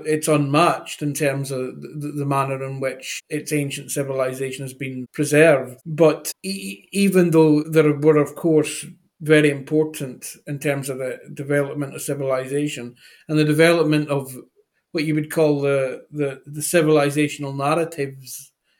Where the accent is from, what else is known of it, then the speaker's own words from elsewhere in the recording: Scotland, United Kingdom; I am myself half Egyptian. I'm a Scottish-Egyptian person, and that is how I became interested in Egypt.